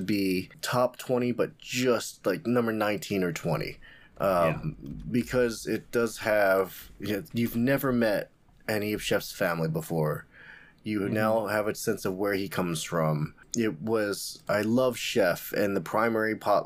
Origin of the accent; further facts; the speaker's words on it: Portland, Oregon, United States; I'm from Portland